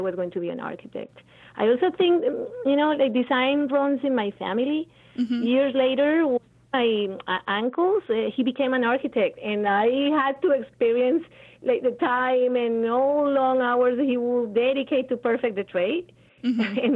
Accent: Cali, Valle del Cauca, Colombia; moved away; as a child growing up in Santiago de Cali, which is my city, born in Colombia

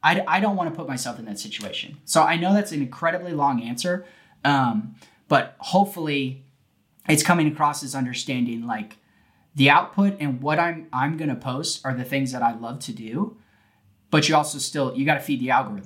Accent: California, United States; now in Texas, United States; I was born in California

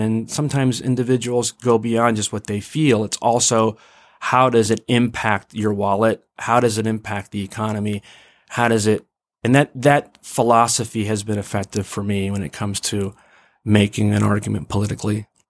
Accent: Mount Vernon, Ohio, United States; also born or lived in Pittsburgh, Pennsylvania / Massachusetts; I went from inner city Pittsburgh to a tiny little town called Mount Vernon

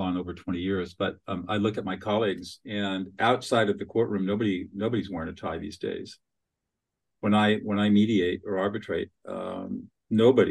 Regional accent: Southern California, United States; moved away as an adult; I grew up in Southern California, got out right after high school, never came back

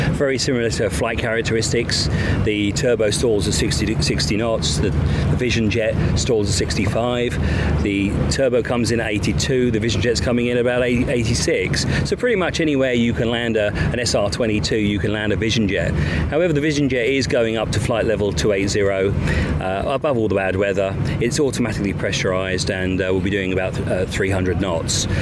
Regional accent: Australia; us as Australian pilots

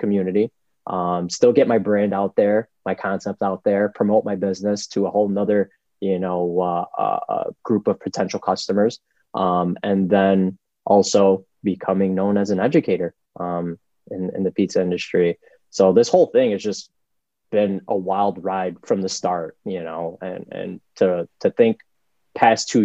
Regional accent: New York City, New York, United States; now in Rochester, United States; I grew up in the South Bronx

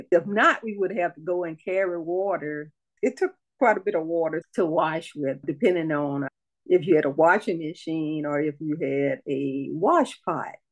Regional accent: Gee's Bend, Alabama, United States; moved away as an adult; born in Gee's Bend, grew up there until I got 18 and married, and, and went off with my husband, traveled the world with him in the military.

